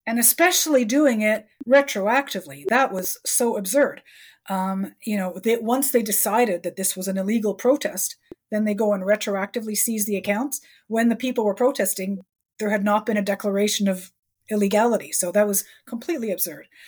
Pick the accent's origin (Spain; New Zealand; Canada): Canada